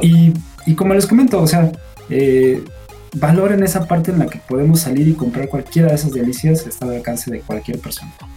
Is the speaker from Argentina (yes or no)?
no; Mexico; yo siendo mexicano